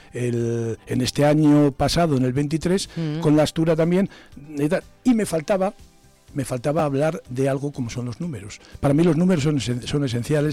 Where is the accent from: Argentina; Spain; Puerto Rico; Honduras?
Spain; Zamora, Castile and León; Yo soy hijo de pescadera del mercado de abastos y me he criado en el mercado de abastos